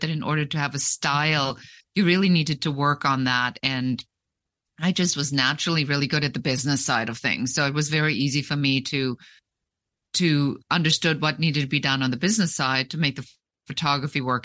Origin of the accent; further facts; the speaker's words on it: Germany; moved away; also born or lived in Munich; I'm originally from Germany